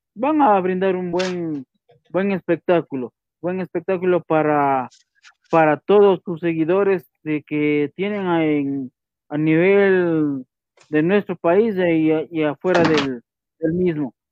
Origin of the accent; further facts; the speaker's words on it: Ecuador; como ecuatoriano